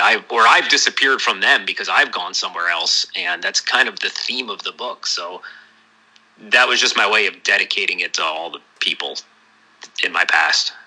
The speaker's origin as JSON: {"language": "English", "region": "New Jersey", "country": "United States", "tie": "born or raised there", "moved": "yes", "lives_now": "Portland, United States", "said": "my hometown in New Jersey"}